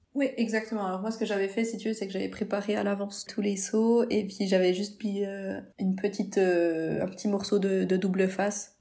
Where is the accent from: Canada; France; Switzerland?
Switzerland; on vient de la Suisse